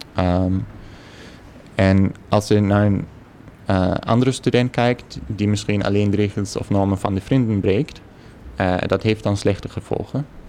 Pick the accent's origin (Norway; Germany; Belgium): Germany; Dutch is a second language; moved away as an adult; now in Netherlands; ik uit een heel klein dorpje in, in Duitsland kwam